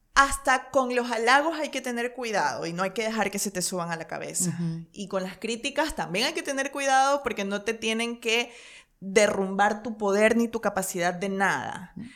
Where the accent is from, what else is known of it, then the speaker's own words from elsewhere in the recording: Ecuador; moved away as an adult; mi país, es como muy lamentable que un país de gente tan trabajadora, de cuatro regiones hermosas, de volcanes, de paisajes, de Galápagos, de la Amazonía